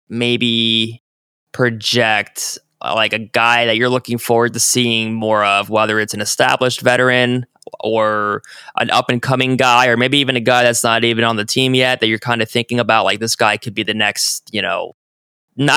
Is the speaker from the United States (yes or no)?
yes; Ohio, United States; now in Virginia, United States; growing up in Ohio at the time, and now we're back in Virginia.